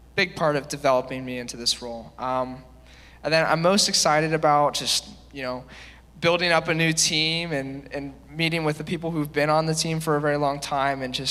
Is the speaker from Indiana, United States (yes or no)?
no; Columbus, Ohio, United States; I grew up in Columbus my whole life.